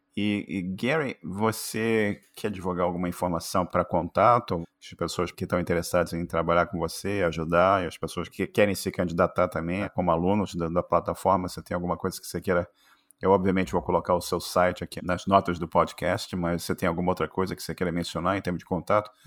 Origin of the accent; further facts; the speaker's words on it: Rio de Janeiro, Brazil; accent: carioca; now in United States; meu sotaque de carioca